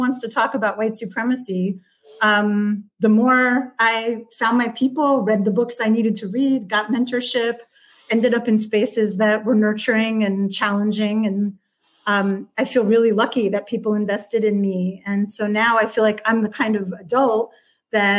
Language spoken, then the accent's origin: English; Westchester County, New York, United States; I grew up in Westchester County, north of New York City